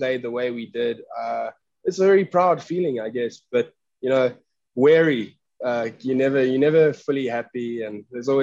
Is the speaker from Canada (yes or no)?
no; Caledon, Western Cape, South Africa; moved away as an adult; also born or lived in Somerset West / Paarl / Stellenbosch; now in Atlanta, United States; I was born in Somerset West. So I grew up in a little town called Caledon.